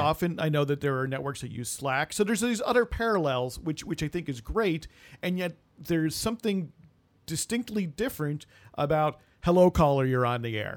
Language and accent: English; United States; born in the United States